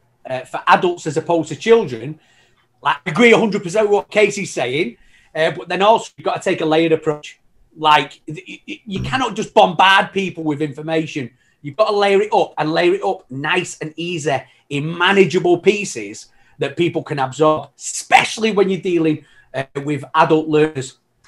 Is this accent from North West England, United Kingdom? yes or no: yes; Manchester, North West England, United Kingdom; now in Canada; I came over to Canada. No, believe it or not, I know I like a proper lost my accent and everything. You know what I mean? But yeah, honestly, I'm from Manchester originally. Okay. So it was, I came over to Canada.